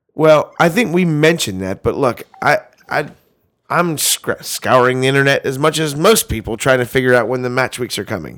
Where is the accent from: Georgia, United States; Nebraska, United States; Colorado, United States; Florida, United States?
Georgia, United States; I grew up in Georgia, man. I grew up in the dirty South.